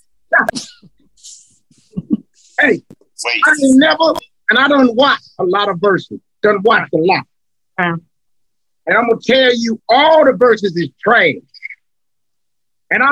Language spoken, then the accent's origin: English; Cleveland, Ohio, United States; I'm from Cleveland, y'all. I'm from Cleveland